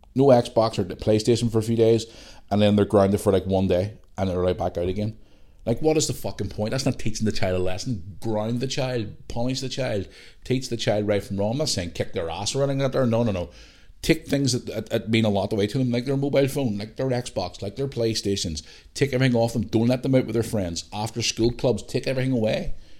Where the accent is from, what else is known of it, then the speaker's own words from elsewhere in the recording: Belfast, Northern Ireland, United Kingdom; also born or lived in Bangor, Northern Ireland; I'm just your bog standard guy from, from Northern Ireland who grew up in Belfast.